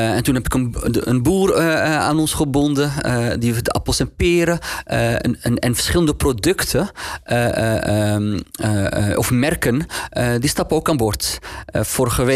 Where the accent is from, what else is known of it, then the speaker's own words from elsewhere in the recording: Amsterdam, North Holland, Netherlands; Hoe kom ik nou uit Nieuw-West, uit Geuzenveld, naar die hogeschool